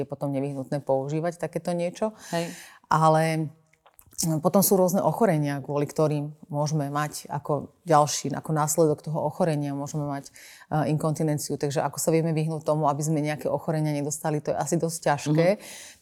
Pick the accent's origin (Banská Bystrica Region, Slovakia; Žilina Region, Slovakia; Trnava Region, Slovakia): Banská Bystrica Region, Slovakia; Banská Bystrica; ja som pôvodnosť z Banskej Bystrice